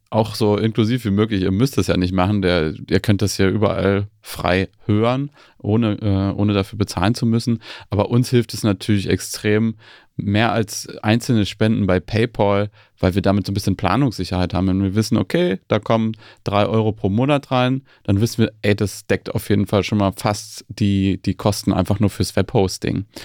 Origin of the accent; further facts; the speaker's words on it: East Germany, Germany; Ich bin in Ostdeutschland aufgewachsen